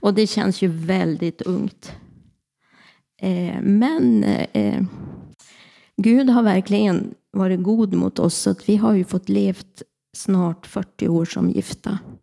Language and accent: Swedish; Örnsköldsvik, Västernorrland County, Sweden; also born or lived in Härnösand; Jag är född och uppvuxen i Gullänget, Kroksta